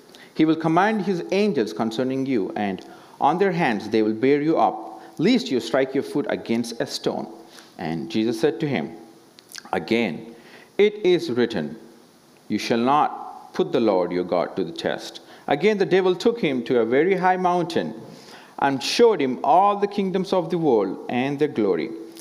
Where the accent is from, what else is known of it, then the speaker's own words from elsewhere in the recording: India; as an Indian